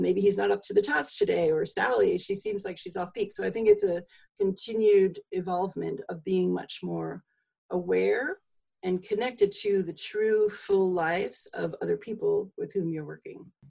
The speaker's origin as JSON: {"language": "English", "area": "Long Island", "region": "New York", "country": "United States", "tie": "born or raised there", "also_born_or_lived": "Massachusetts", "moved": "yes", "lives_now": "Vermont, United States", "said": "I grew up on Long Island"}